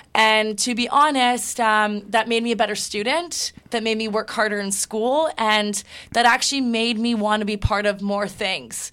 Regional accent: Toronto, Ontario, Canada; also born or lived in Hamilton; I'm born and raised in Toronto.

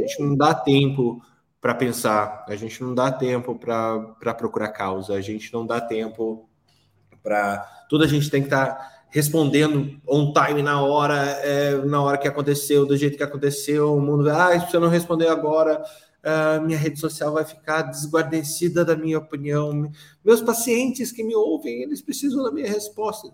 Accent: Curitiba, Paraná, Brazil; Eu que nasci em Curitiba, num, bar, num bairro de de classe média alta

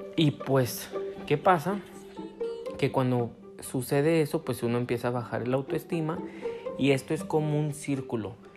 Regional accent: Guadalajara, Jalisco, Mexico; soy de Guadalajara, Jalisco

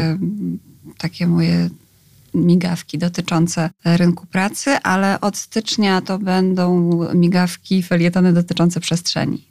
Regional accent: Skierniewice, Łódź Voivodeship, Poland; moved away as an adult; also born or lived in Wrocław; Ja sama jestem z małego miasta. Mieszkałam przez wiele lat w Skierniewicach, dopiero na studia wyjechałam do Wrocławia.

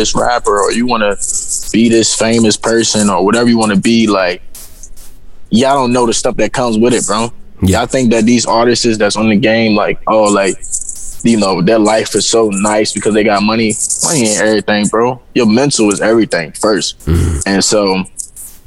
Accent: Virginia, United States; moved away as an adult; also born or lived in Florida; I'm actually from Virginia

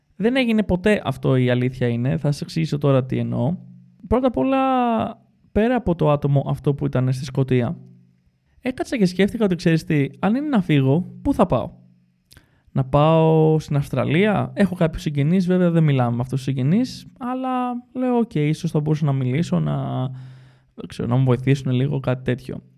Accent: Greece; moved away; έφυγα από την Ελλάδα σε σχετικά μικρή ηλικία

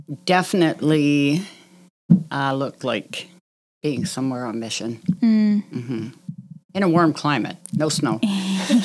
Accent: Drayton, Ontario, Canada; I grew up by Drayton

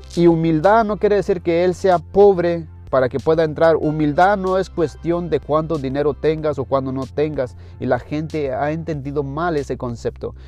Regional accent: Mexico; moved away; yo soy mexicano

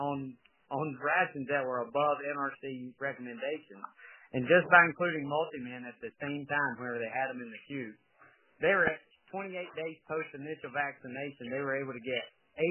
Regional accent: Georgia, United States; Being born and raised in Georgia

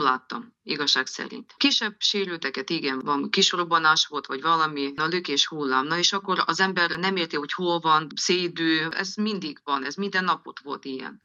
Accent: Transcarpathia, Zakarpattia Oblast, Ukraine; Itthon vagyok, Kárpátalján, mert idevalósi vagyok

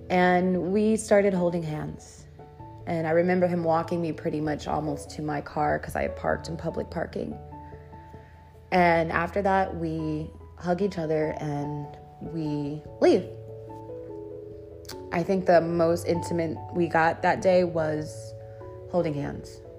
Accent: Dallas, Texas, United States; I came from Dallas and I was out here and why I came out here

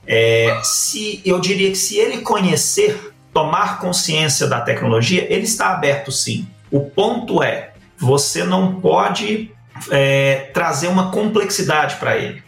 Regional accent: Uberlândia, Minas Gerais, Brazil; sou aqui de, do Triângulo Mineiro, sou de Uberlândia

